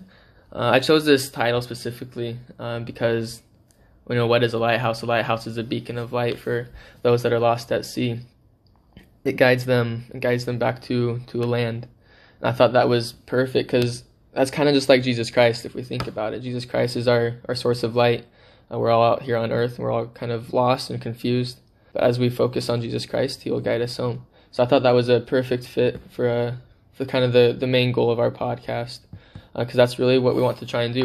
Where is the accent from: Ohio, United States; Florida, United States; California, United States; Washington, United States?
Washington, United States; Seattle; moved away as an adult; also born or lived in Philippines; I am originally from the Seattle, Washington area. I've lived there my whole life.